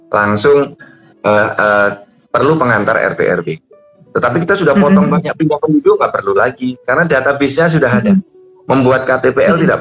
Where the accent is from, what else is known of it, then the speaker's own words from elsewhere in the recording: Sleman, Special Region of Yogyakarta, Indonesia; born there; now in Bekasi, Indonesia; Misalnya saya dulu lahir di Sleman.